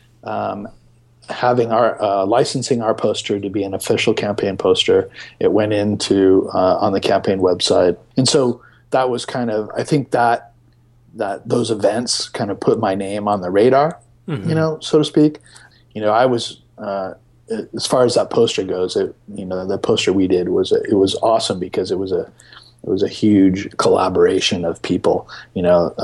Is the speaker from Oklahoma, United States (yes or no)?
no; San Diego, California, United States; I'm from San Diego, so there's a large Latino population there